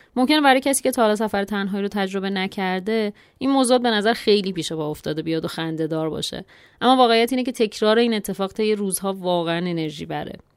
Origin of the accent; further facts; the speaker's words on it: Iran; ما زنهایی که تو خانواده و جامعه ایرانی بزرگ شدیم